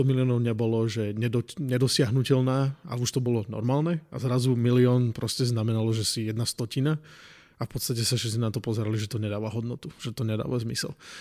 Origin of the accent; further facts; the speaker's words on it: a small village near Martin, Žilina Region, Slovakia; moved away as an adult; now in United States; ja som z malej dediny pri Martine.